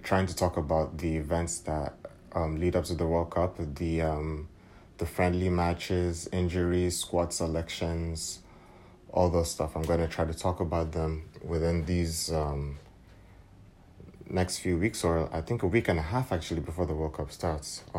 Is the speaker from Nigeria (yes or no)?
yes; Nigeria; I hail from Nigeria.